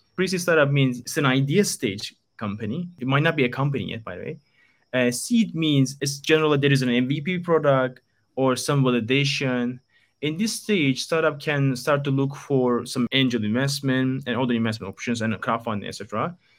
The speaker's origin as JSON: {"language": "English", "region": "Istanbul", "country": "Turkey", "tie": "born or raised there", "moved": "as an adult", "lives_now": "Japan", "said": "born and raised in Istanbul, Turkey. I'm from Turkey and came to Japan three years ago."}